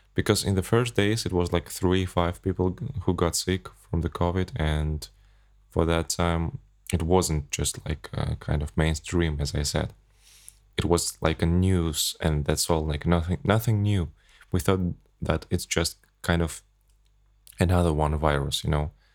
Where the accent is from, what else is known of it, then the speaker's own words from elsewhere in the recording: Kazakhstan; English is a second language; I flew back to my home country, from Abu Dhabi to Astana.